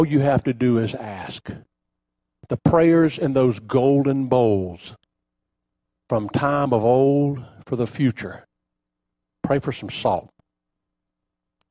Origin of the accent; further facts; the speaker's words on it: Bunnell, Florida, United States; as a young boy growing up in Bunnell, they had an ice house